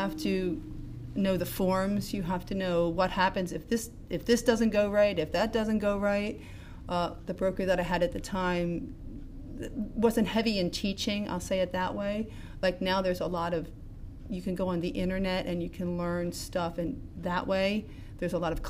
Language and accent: English; Pottstown, Pennsylvania, United States; I grew up in Pottstown